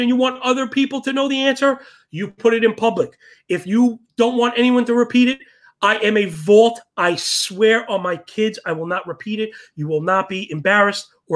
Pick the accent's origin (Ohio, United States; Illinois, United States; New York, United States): New York, United States; New York City; I was born and raised in Sheepshead Bay, Brooklyn, near all the boats